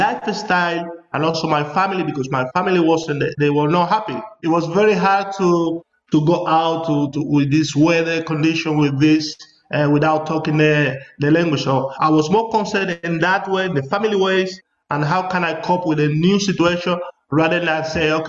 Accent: southern Spain, Spain; English is a second language; moved away as an adult; also born or lived in Mallorca / Valencia / London; South people from Spain, for us, it's very difficult to speak even Spanish

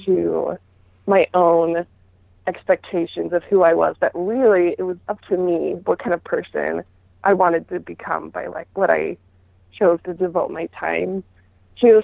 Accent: Utah, United States; I grew up in Utah where that was that was the norm

